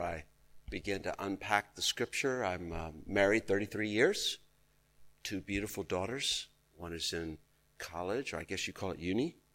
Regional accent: Texas, United States; I was raised in Texas

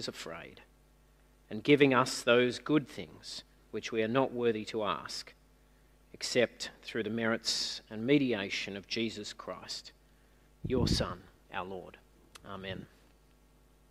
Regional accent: Newcastle, New South Wales, Australia; now in Sydney, Australia; where I grew up in Newcastle in the 80s

